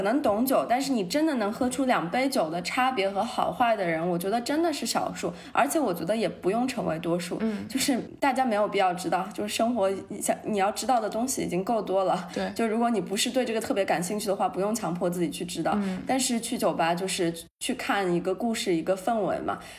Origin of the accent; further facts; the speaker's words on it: Shanghai, China; moved away as an adult; now in New York, United States; 我们这种在上海长大的孩子